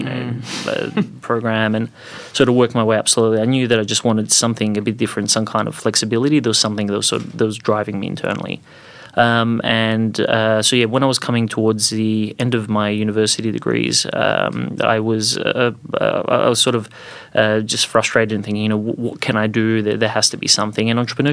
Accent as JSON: {"language": "English", "country": "Croatia", "tie": "born or raised there", "also_born_or_lived": "Bosnia / Zagreb, Croatia / Adelaide, Australia", "moved": "as an adult", "lives_now": "Australia", "said": "I was born to Bosnian Muslim parents, grew up in Croatia, live in Australia"}